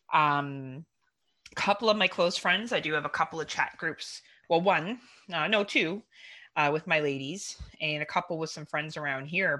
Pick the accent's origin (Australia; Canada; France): Canada; we're Canadian